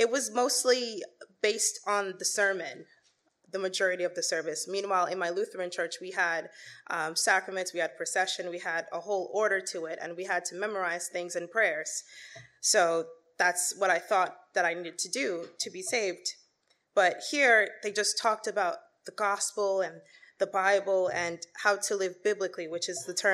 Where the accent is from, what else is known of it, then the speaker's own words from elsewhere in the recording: New York City, New York, United States; I was born and raised in Queens, New York.